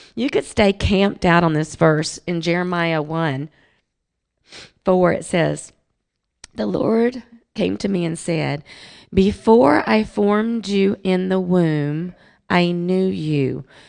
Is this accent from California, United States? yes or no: no; Jackson, Mississippi, United States; I was raised in Jackson, Mississippi